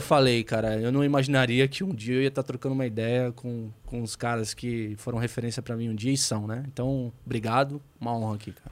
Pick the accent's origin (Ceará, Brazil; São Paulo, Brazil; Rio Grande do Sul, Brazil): São Paulo, Brazil; Santos; Eu sou de Santos